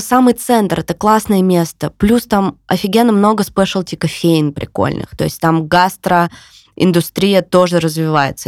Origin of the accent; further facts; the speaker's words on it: Yekaterinburg, Sverdlovsk Oblast, Russia; moved away as an adult; now in Tbilisi, Georgia; я всегда говорю, я с Урала. Ну, то есть для меня это, типа, я с Урала. Да, для меня это больше скорее гордость, чем я из Екатеринбурга